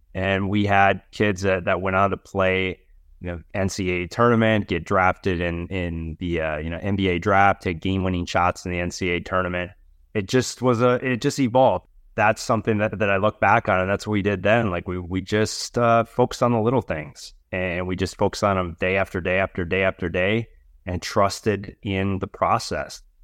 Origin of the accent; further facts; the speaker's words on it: Wisconsin, United States; now in Los Angeles, United States; I am originally from Wisconsin